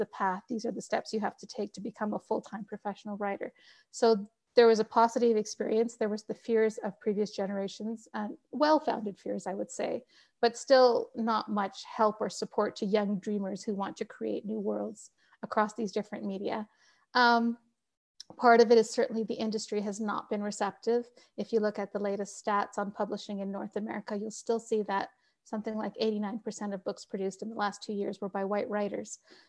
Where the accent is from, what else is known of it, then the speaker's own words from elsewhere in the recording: Pakistan; But I will tell you that being a Pakistani daughter, my parents still, my mother particularly, still tells me, when are you going back to the practice of law?